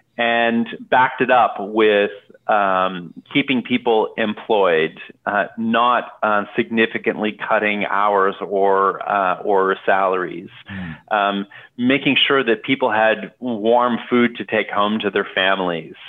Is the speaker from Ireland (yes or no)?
no; Canada; now in Portland, United States; I grew up in Canada.